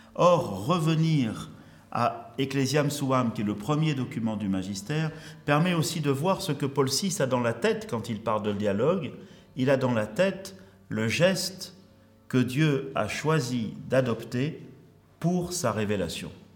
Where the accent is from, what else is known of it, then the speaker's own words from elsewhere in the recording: Marseille, Provence-Alpes-Côte d'Azur, France; also born or lived in Algeria; je suis à Marseille depuis 1966, quand mes parents sont. Euh, j'arrivais avec mes parents, mais je suis né en Afrique, en Afrique du Nord, en Algérie, du temps où l'Algérie était française